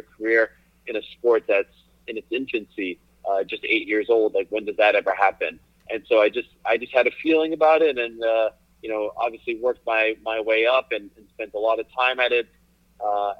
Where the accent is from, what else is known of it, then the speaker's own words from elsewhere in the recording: Montreal, Quebec, Canada; moved away as an adult; also born or lived in Syracuse; Growing up in Montreal, where I grew up